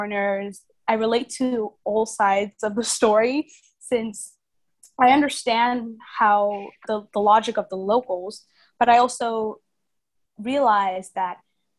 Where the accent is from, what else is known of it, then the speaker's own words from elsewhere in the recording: Vietnam; I think growing up in Vietnam, the thing about the Vietnamese culture and being a foreigner in Vietnam is that the foreigner lifestyle and the Vietnamese lifestyle never integrate.